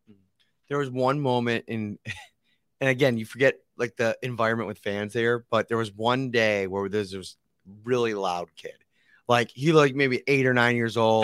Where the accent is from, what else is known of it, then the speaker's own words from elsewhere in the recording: Buffalo, New York, United States; being football fans growing up in Buffalo